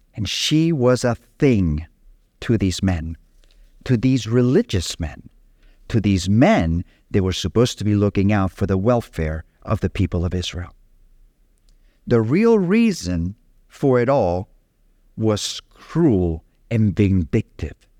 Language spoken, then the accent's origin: English; Capdepera, Balearic Islands, Spain; moved away; in my hometown of Catepera